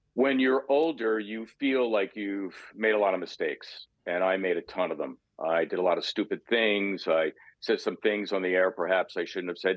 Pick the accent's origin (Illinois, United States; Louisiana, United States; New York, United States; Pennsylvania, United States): Pennsylvania, United States; Philadelphia; I grew up in Northeast Philly, so being a Philadelphia sports fan, it's been my thing